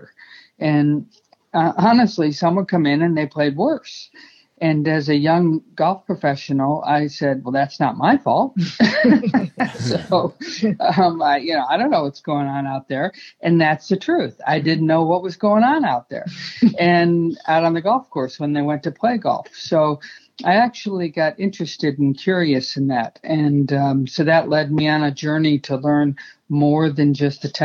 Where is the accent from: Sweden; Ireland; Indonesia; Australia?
Sweden; accent: Swinglish; English is a second language; moved away as an adult; also born or lived in Arizona; I grew up in Sweden through junior golf